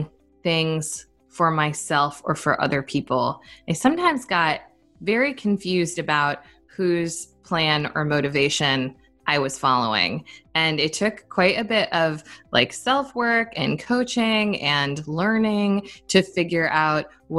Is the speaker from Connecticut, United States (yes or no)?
yes; Connecticut, United States; moved away; When I was growing up in Connecticut